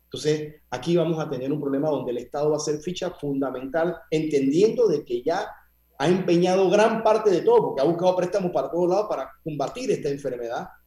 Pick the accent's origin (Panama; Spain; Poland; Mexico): Panama; nosotros como panameños